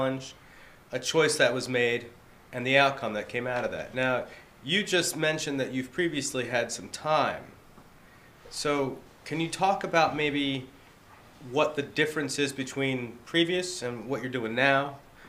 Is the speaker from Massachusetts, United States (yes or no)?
no; New Jersey, United States; I'm originally from Jersey, although you may not hear it unless I'm angry.